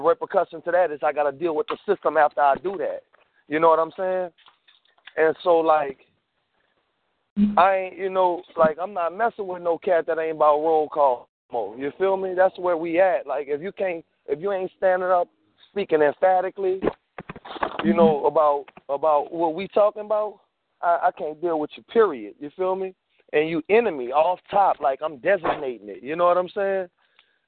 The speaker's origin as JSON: {"language": "English", "town": "New Orleans", "region": "Louisiana", "country": "United States", "said": "I'm from New Orleans"}